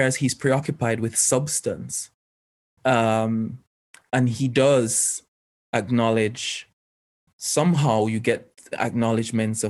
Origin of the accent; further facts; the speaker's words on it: Jamaica; being Jamaican, I have a part as a part of my heritage, old Afroic worldviews actually that are still very much alive there. But then I go to school in a colonial sort of like a Western educational system